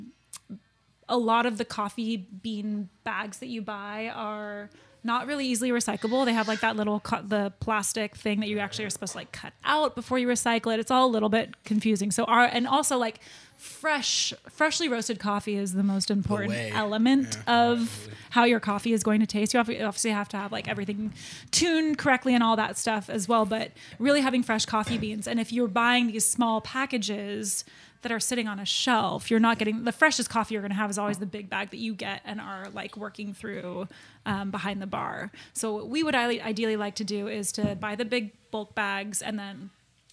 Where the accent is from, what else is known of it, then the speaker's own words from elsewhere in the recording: Santa Rosa, California, United States; also born or lived in San Francisco / Sonoma; I grew up most of my life there